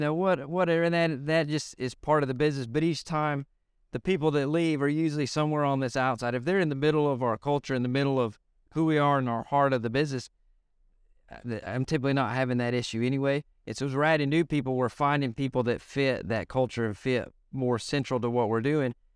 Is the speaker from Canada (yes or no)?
no; Lubbock, Texas, United States; I'm from Lubbock, Texas